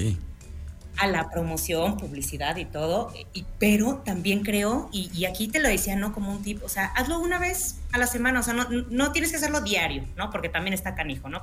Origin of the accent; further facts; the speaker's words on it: Mexico; ¿cómo somos el mexicano, no? El ingenio mexicano